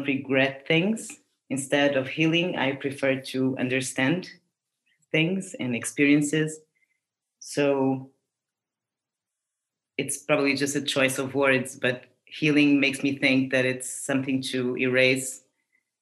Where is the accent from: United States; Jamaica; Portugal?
Portugal; I was born in Portugal